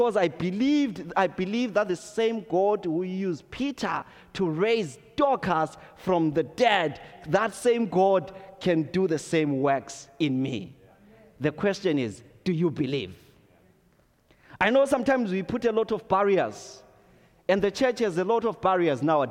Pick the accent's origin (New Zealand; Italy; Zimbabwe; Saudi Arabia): Zimbabwe; moved away; growing up in Zimbabwe